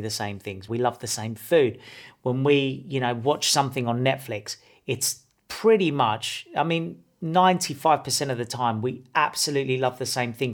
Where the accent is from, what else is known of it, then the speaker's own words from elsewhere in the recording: Australia; I'm from Australia